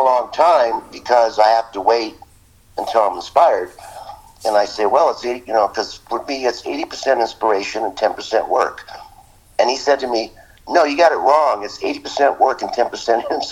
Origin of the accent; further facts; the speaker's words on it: United States; being American